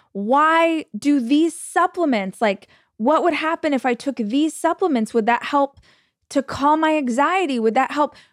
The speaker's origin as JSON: {"language": "English", "country": "United States", "said": "As an American"}